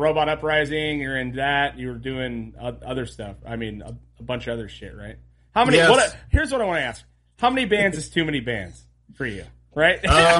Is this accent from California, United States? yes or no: yes; Montalvo, California, United States; I grew up right around the Mogs was the one down in Montalvo, right off Johnson.